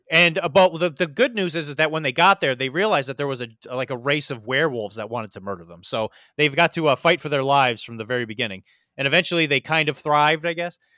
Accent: Missouri, United States; now in Florida, United States; I grew up in Missouri

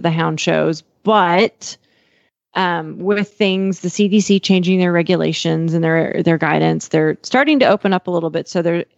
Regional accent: Miles City, Montana, United States; moved away; it's in Mile City, which is my hometown

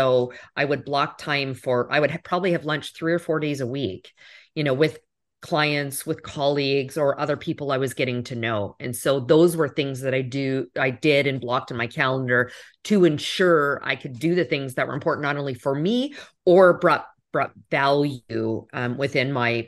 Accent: Canada; now in United States; As a Canadian, I picked up hockey.

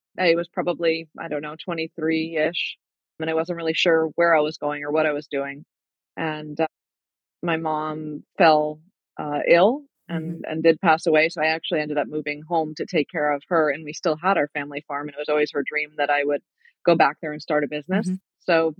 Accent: Wakefield, Rhode Island, United States; I grew up in Rhode Island on my family's farm

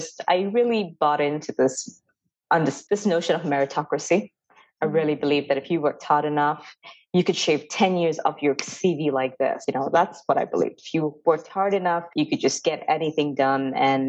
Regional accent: Dubai, United Arab Emirates; now in United States; I am from India and the caste system is not something that I really understand because I didn't grow up in India. I grew up in Dubai in the Middle East, and I'm currently in America

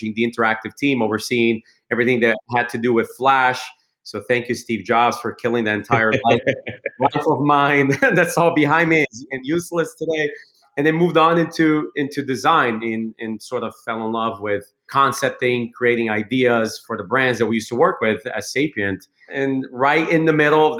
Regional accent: Brazil; also born or lived in Chicago, United States; now in United States; I was born and raised in Brazil and moved to the US in 2001

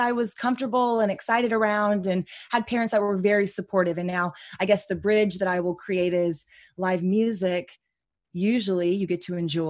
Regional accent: Austin, Texas, United States; Born and raised in Austin, Texas. My dad is a first generation immigrant from Iran. My mom is blonde hair, blue eyes, Texan through and through. So we grew up in Austin.

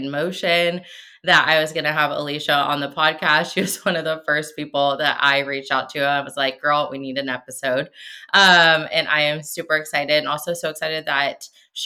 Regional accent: Seattle, Washington, United States; moved away as an adult; now in Arizona, United States; I am from Washington State. We recently moved to Arizona, but so I'm from Seattle too.

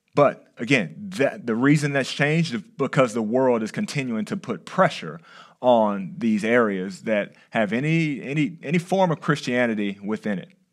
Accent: Texas, United States; now in California, United States; I'm from Texas

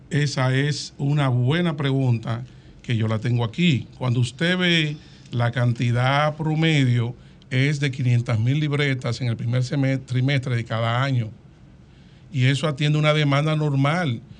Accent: Dominican Republic; yo soy dominicano, ciudadano dominicano

